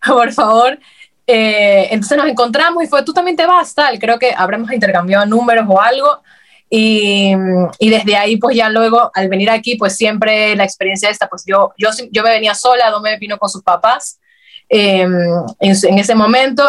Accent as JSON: {"language": "Spanish", "town": "Guayaquil", "region": "Guayas", "country": "Ecuador", "moved": "as an adult", "lives_now": "Madrid, Spain", "said": "somos de Guayaquil, Ecuador"}